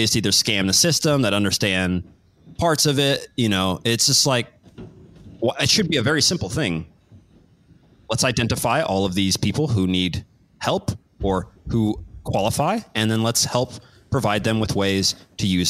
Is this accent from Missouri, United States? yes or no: yes; Kansas City, Missouri, United States; I was born in Kansas City.